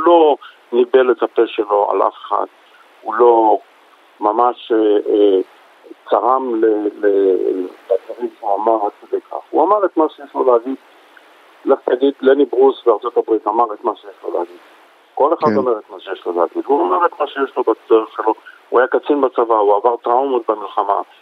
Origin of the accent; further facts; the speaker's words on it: Tel Aviv, Tel Aviv District, Israel; גדלתי בשכונות שפירא, ממש תרבות אחרת לגמרי.